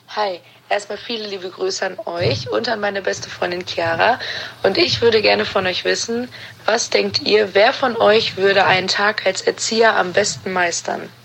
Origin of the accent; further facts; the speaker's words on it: Bonn, North Rhine-Westphalia, Germany; Aus Bonn, meiner Geburtsstadt